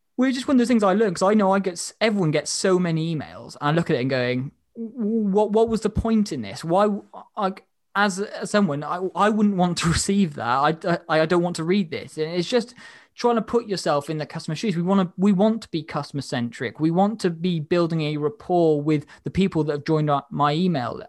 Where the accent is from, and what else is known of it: Wales, United Kingdom